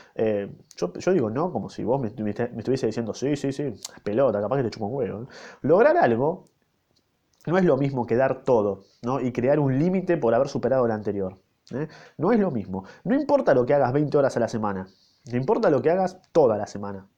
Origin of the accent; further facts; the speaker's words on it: Argentina; yo, yo nací en Argentina